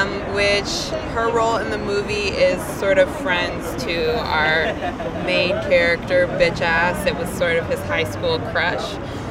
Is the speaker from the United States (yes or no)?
yes; St. Louis, Missouri, United States; My family's from North Carolina. I grew up in St. Louis, Missouri. But yeah, definitely deep South roots sort of a family.